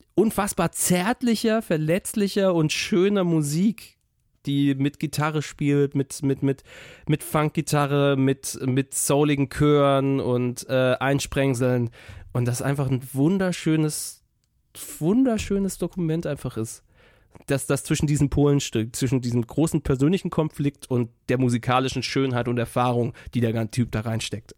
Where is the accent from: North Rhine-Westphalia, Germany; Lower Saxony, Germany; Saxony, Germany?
North Rhine-Westphalia, Germany; Cologne; wir kommen aus Köln